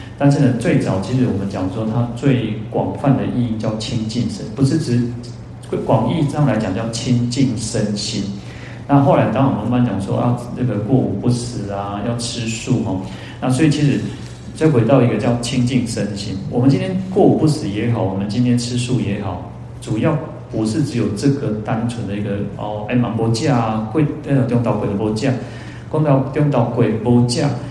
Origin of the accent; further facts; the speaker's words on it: Shetou, Changhua County, Taiwan; 我们家乡叫社头